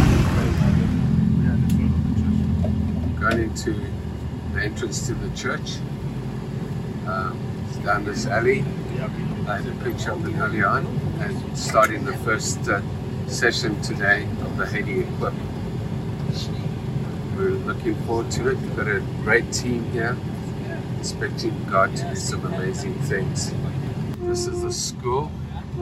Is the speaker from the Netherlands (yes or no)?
no; Botswana; moved away as an adult; also born or lived in Zimbabwe / South Africa; now in Canada; I was born in Zimbabwe, poor country, grew up in Botswana, and then in South Africa.